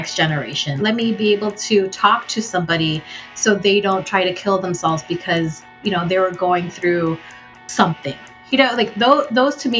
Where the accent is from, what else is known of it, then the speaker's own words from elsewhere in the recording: United States; also born or lived in Philippines; I was Filipino American growing up in America